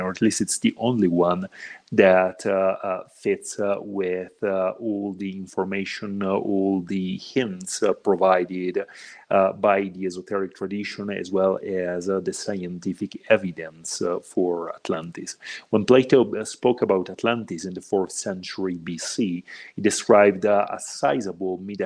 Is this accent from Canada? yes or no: no; Italy; moved away as an adult; now in Mexico; I'm originally from Italy, but I've been living in Mexico for the past 6 years now